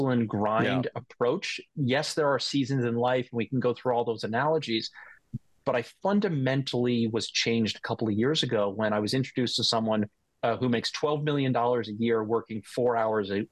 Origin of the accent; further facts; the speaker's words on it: North Shore of Long Island, New York, United States; I was born and raised in New York on the North Shore of Long Island.